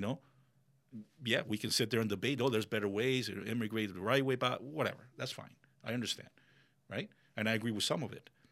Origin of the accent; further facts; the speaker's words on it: Miami, Florida, United States; English is a second language; moved away as an adult; now in Ocala, United States; growing up in Miami